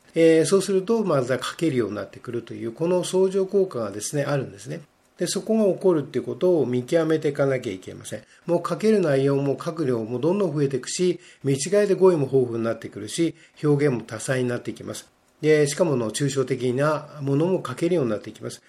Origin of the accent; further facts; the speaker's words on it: Japan; first language Japanese; 我々は日本語で育っているので